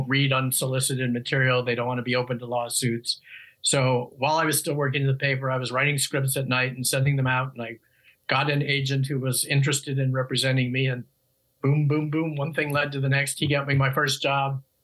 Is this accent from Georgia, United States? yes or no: no; Rochester, New York, United States; now in Brentwood, California, United States; I grew up in Rochester, New York